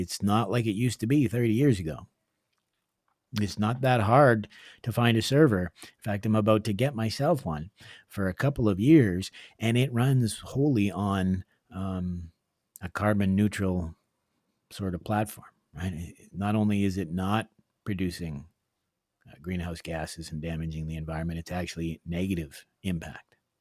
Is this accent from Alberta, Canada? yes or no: no; Northern Ontario, Canada; moved away; I came from Northern Ontario, and my father was a gold miner